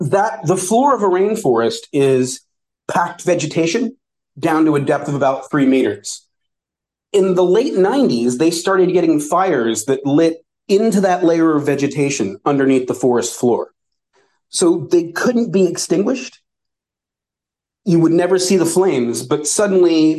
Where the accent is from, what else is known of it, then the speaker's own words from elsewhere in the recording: United States; I never met another American